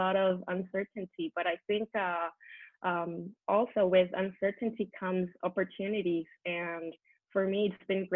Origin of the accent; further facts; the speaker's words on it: Venezuela; moved away as an adult; now in Barcelona, Spain; I'm from Venezuela, South America. I came to live actually in Barcelona in Spain, where I live now 12 years ago